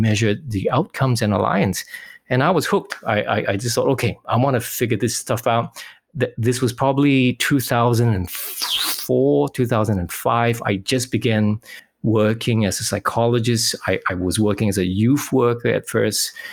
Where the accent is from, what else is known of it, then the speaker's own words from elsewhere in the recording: Singapore; now in Western Australia, Australia; I'm originally from Singapore, currently living in Western Australia.